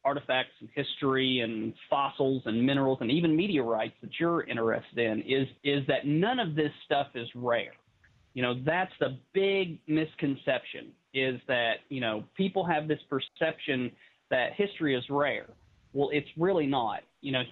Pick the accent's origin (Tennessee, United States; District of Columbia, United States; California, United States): Tennessee, United States; English Mountain, East; I was a kid growing up on English Mountain